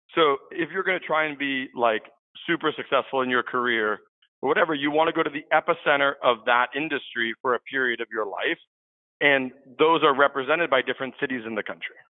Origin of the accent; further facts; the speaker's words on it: San Francisco, California, United States; I'm a San Francisco native. So I grew up here in the Bay Area